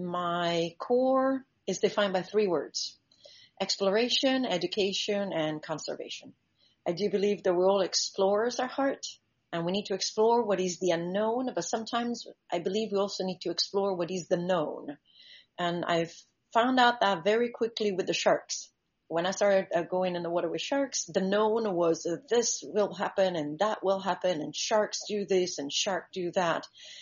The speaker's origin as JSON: {"language": "English", "country": "Italy", "also_born_or_lived": "Central Africa", "second_language": "English", "lives_now": "Bahamas", "said": "As you said … I'm originally from Italy, but I grew up between Central Africa, and I've been for the last 30 years living in the Bahamas"}